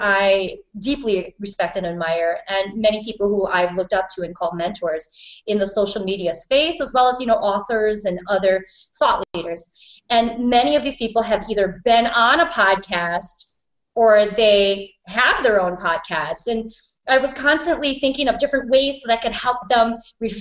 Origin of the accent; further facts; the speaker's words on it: Milwaukee, Wisconsin, United States; we're from Milwaukee